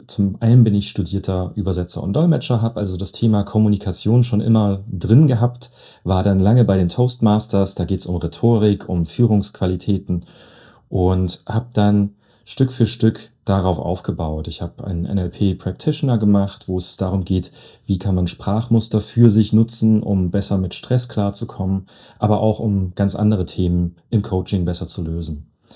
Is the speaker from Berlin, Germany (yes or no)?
no; Leipzig, Saxony, Germany; now in Eilenburg, Germany; ich bin geborener Leipziger, wohne jetzt in Eilenburg